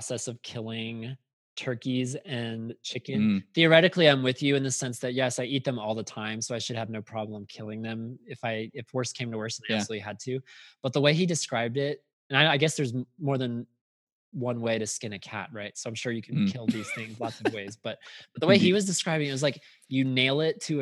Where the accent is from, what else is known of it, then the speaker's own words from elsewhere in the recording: United States; I'm an American